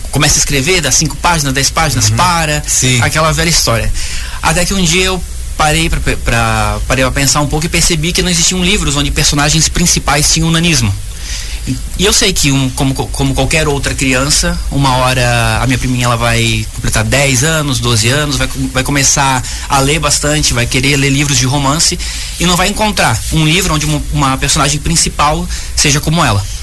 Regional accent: São Francisco do Sul, Santa Catarina, Brazil; Eu sou de São Francisco do Sul, a Bia aqui de Joinville.

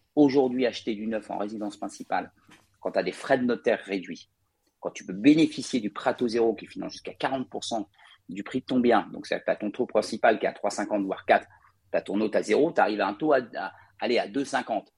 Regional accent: Paris, Île-de-France, France; je suis parisien euh, d'origine

